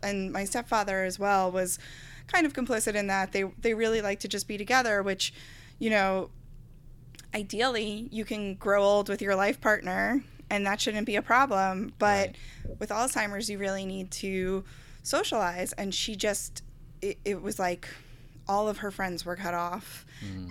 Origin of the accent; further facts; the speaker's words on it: Garden City, New York, United States; also born or lived in Astoria, Queens; I've always lived on Long Island